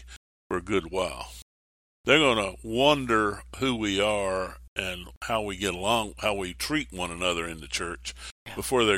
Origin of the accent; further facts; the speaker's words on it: Mount Airy, North Carolina, United States; also born or lived in Stuart, Virginia; I say I'm from Mount Airy, North Carolina, but I was born in Stuart, Virginia